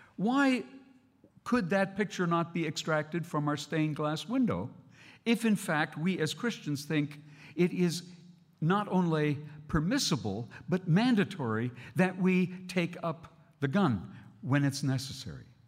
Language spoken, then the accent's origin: English; Canada; as a Canadian